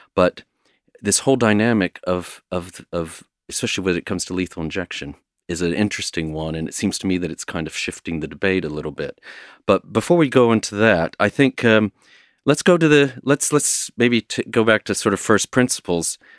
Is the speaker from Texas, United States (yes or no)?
yes; Texas, United States; moved away as an adult; now in United Kingdom; a native, uh, Texan born and raised